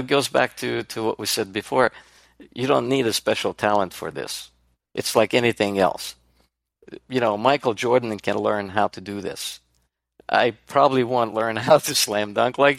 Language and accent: English; Serbia; moved away; I'm Hungarian, but born and raised in Yugoslavia